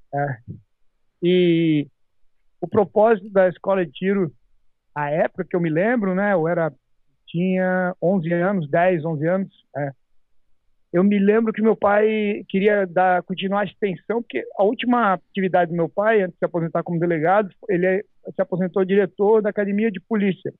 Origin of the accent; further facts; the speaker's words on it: Santa Catarina, Brazil; now in United States; lá no meu estado, Santa Catarina